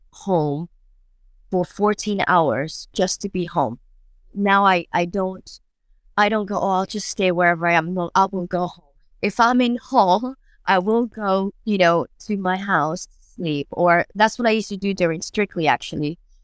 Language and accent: English; New York, United States; now in London, United Kingdom; it was great to be moving to London, you know, I was from New York and I was fantastic.